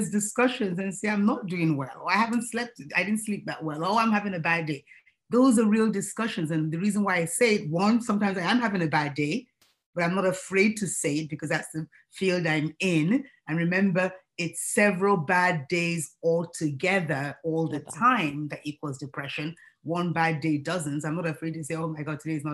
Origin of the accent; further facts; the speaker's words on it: Nigeria; now in United States; being a Nigerian myself, and proudly so